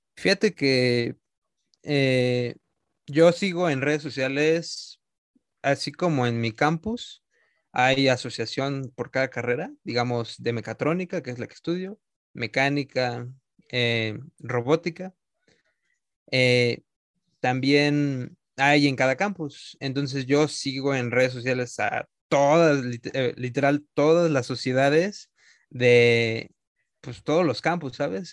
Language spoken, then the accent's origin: Spanish; Mexico; nuestro país